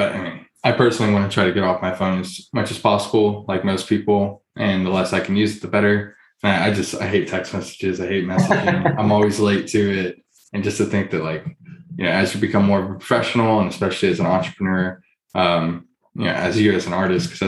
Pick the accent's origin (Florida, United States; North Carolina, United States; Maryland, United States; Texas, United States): Texas, United States; Houston; I'm from Houston, so go to like an Astros or Texans game growing up